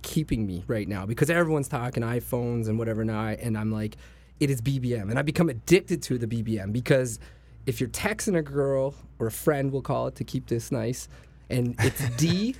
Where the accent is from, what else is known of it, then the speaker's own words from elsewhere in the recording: Toronto, Ontario, Canada; I'm from Scarborough, and I wear, like, a badge.